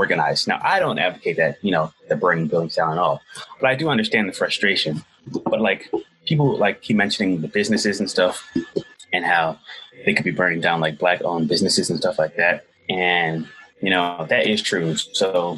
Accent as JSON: {"language": "English", "town": "Atlanta", "region": "Georgia", "country": "United States", "tie": "born or raised there", "said": "my city, like my hometown, Atlanta"}